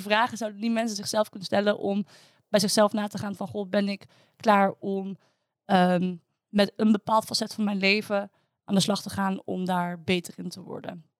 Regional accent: Netherlands; als Nederlanders

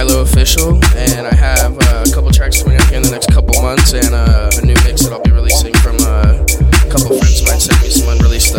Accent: Orange County, California, United States; From Orange County.

